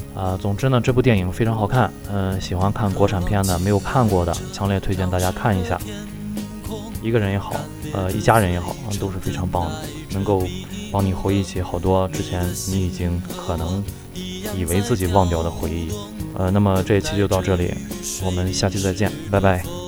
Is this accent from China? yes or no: yes; China; 我们中国人